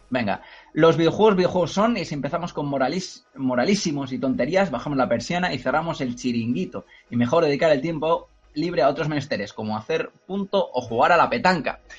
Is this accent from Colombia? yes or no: no; Cornellà de Llobregat, Catalonia, Spain; el, mío también, Cornellá.